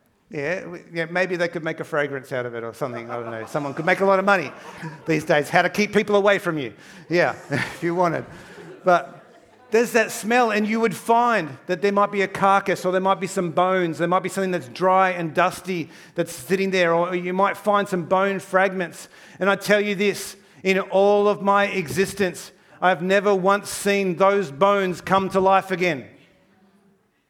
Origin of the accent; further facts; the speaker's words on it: Townsville, Queensland, Australia; moved away; I grew up in Townsville, North Queensland. I did all my primary school up there.